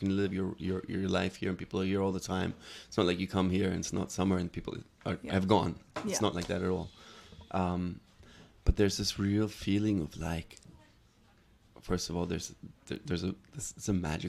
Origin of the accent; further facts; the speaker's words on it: Hamburg, Germany; English is a second language; also born or lived in Los Angeles, United States / Paris, France; I moved around a lot. I was born in Hamburg and grew up there for a while. First with my dad and then I moved to LA with my mom and my stepdad for a few years, then moved back to Germany.